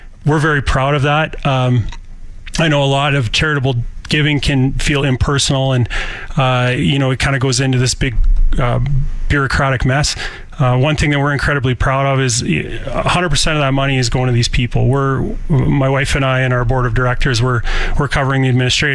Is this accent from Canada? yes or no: yes; Saskatoon, Saskatchewan, Canada; moved away as an adult; also born or lived in Russia; I grew up in Saskatoon with Ukrainian roots